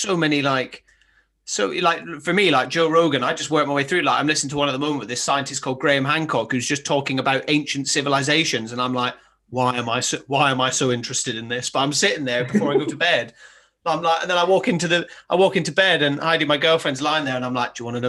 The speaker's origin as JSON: {"language": "English", "region": "Highlands of Scotland", "country": "United Kingdom", "tie": "born or raised there", "said": "I grew up in the Highlands of Scotland"}